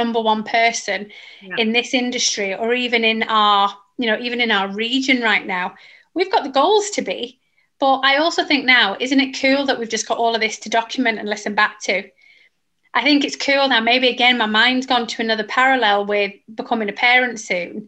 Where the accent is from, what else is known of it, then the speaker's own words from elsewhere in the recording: Manchester, North West England, United Kingdom; accent: northern; moved away as an adult; I'm from Manchester. We're very northern